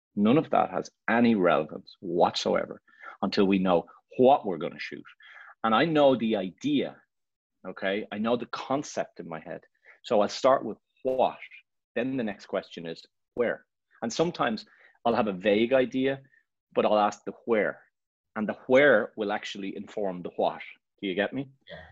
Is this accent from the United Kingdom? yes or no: no; Ireland; moved away as an adult; also born or lived in Barcelona; I'm Irish and I'm proud to be Irish and I love Ireland.